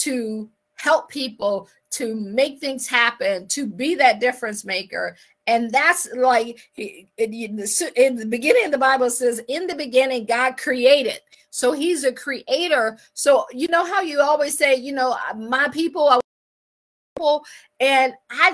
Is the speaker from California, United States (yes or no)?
no; Akron, Ohio, United States; moved away as an adult; also born or lived in Washington, D.C. area / Baltimore / Boston / Pittsburgh; I am from Akron. I always like to say I grew up shy, sheltered, and in church basically 6 days a week